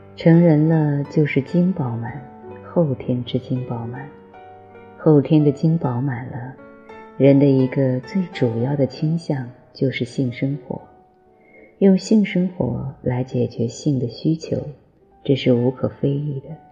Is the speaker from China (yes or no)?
yes; China; 我们中国人